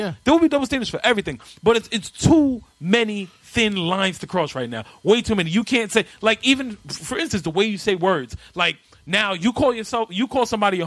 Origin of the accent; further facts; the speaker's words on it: New York, United States; I'm from New York